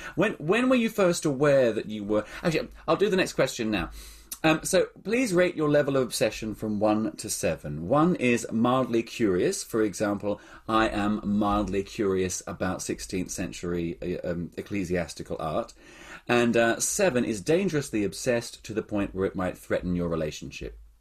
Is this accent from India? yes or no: no; Australia; moved away; I grew up in Australia